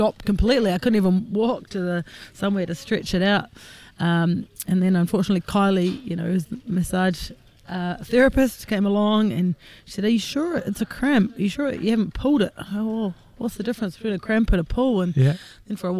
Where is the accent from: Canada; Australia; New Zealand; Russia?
New Zealand; Wellington; I'm from Wellington, an accountant, 44 years old